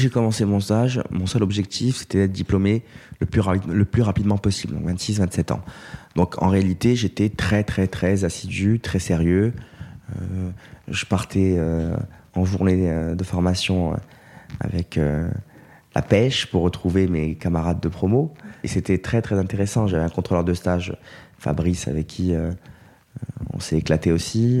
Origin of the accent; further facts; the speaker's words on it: Corte, Corsica, France; moved away as an adult; also born or lived in Aix-en-Provence; now in Paris, France; quatre étudiants euh, avec qui on a grandi à Corté